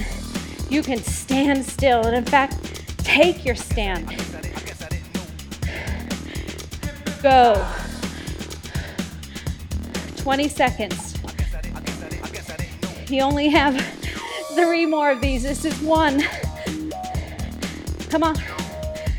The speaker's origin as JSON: {"language": "English", "town": "Phoenix", "region": "Arizona", "country": "United States", "tie": "born or raised there", "said": "I was born in Phoenix, Arizona"}